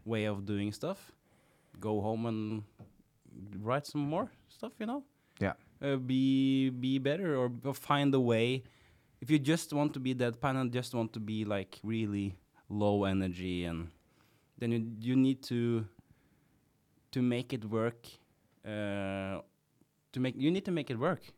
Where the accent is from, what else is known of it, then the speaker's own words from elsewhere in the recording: Kongsberg, Buskerud, Norway; English is a second language; I'm from Kongsberg and th, that's the place where you play jazz